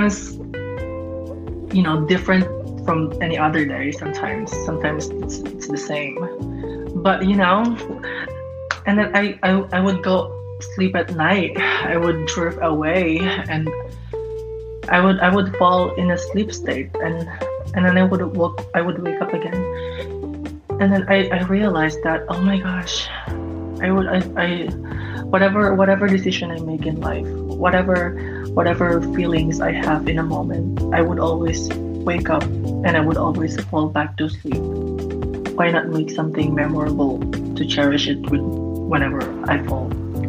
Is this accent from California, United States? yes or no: yes; Los Angeles, California, United States; I'm from Los Angeles, and I work through social media